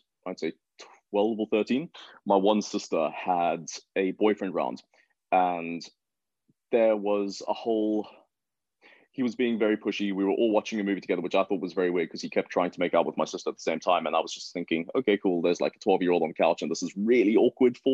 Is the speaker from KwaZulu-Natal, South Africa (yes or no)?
no; Johannesburg, Gauteng, South Africa; born and raised in Johannesburg